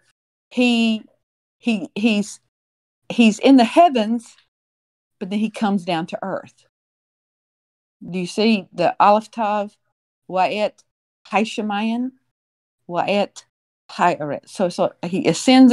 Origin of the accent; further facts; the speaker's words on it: Alabama, United States; I grew up in Alabama, Tornado Alley